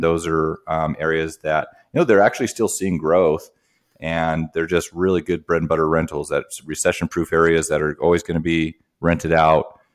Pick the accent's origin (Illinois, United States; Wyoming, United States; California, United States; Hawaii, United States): Wyoming, United States; moved away as an adult; also born or lived in Portland, Oregon / Grand Forks, North Dakota; I'm from Wyoming. Um, went to undergrad there.